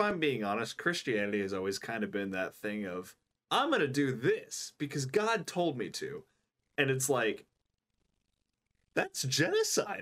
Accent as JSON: {"language": "English", "country": "United States", "said": "I'm an American"}